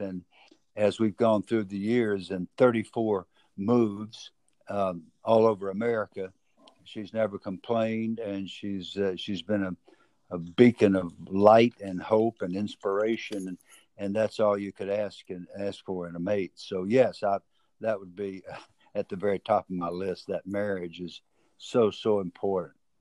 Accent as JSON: {"language": "English", "region": "the South", "country": "United States", "accent": "southern", "said": "my southern accent"}